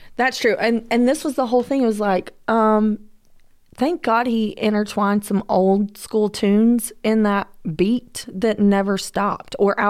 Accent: Georgia, United States; I am from Georgia

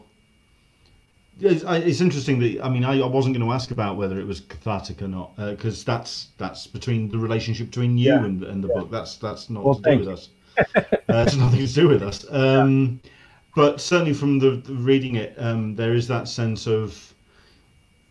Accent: United Kingdom; for a Brit

